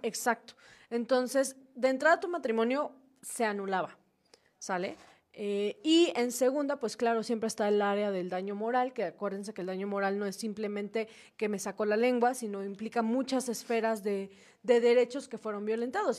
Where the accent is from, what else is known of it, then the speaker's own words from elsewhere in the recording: Mexico; como sociedad, como cultura mexicana